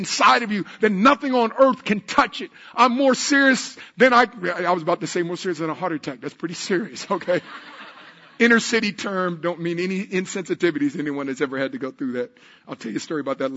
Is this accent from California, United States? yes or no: yes; Oakland, California, United States; I'm from Oakland